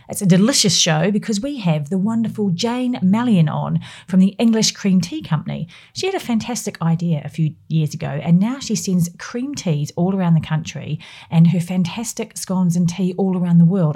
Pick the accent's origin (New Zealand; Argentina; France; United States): New Zealand; now in United Kingdom; I'm from New Zealand.